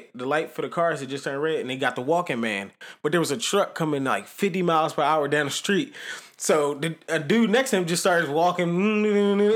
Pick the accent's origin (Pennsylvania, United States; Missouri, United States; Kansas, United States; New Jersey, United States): Pennsylvania, United States; Philadelphia; I'm from Philly